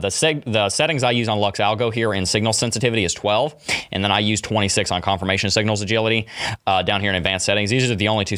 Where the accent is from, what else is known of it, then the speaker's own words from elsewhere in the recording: Gatlinburg, Tennessee, United States; also born or lived in Knoxville, Tennessee; I was born in Gatlinburg